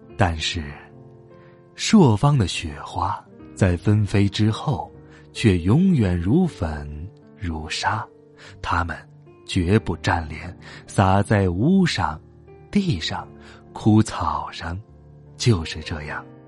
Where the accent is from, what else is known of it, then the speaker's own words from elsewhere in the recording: Hohhot, Inner Mongolia, China; 在呼和浩特，我的家乡